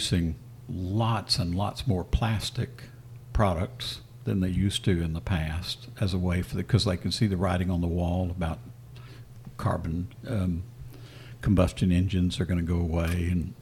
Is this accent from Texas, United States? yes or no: yes; Texas, United States; I was from Texas